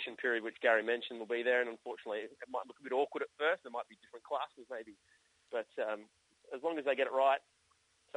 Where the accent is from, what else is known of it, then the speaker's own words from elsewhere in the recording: Perth, Western Australia, Australia; growing up in Perth